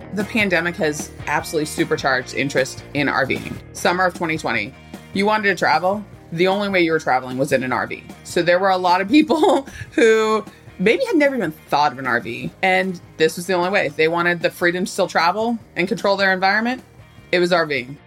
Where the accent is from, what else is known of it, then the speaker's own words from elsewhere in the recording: Southern California, United States; I grew up in Southern California